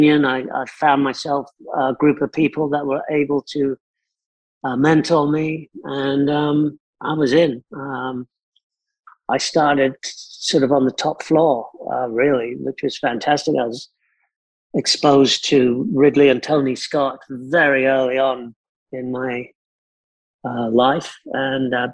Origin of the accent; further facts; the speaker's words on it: South Africa; moved away; also born or lived in London; I was brought up in South Africa